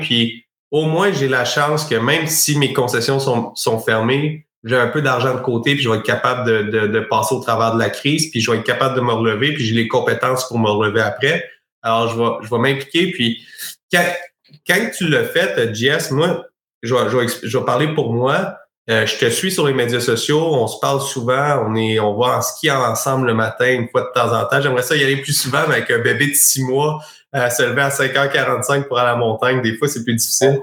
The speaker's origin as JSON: {"language": "French", "town": "Sherbrooke", "region": "Quebec", "country": "Canada", "tie": "born or raised there", "said": "moi je suis originaire de Sherbrooke"}